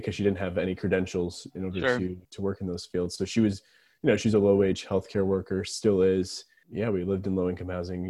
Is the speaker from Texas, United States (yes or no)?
no; Biddeford, Maine, United States; I grew up in Biddeford, Maine, so born and raised there, and still live here